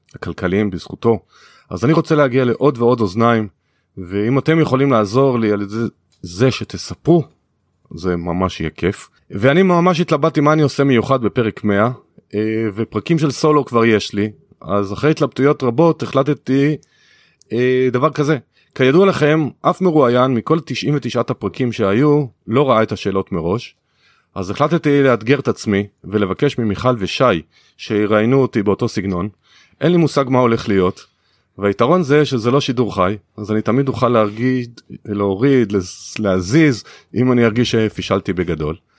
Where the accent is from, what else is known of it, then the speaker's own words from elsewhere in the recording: Kiryat Bialik, Haifa District, Israel; אני גדלתי בקריות כי הביאליק